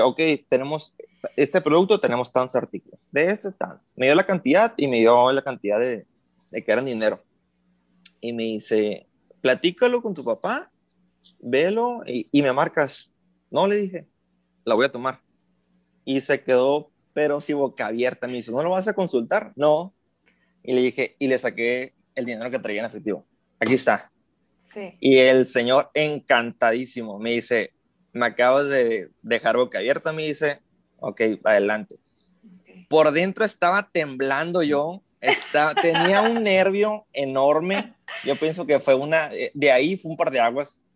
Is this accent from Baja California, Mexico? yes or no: yes; Mexicali, Baja California, Mexico; radico en Mexicali, Baja California, al de aquí mismo soy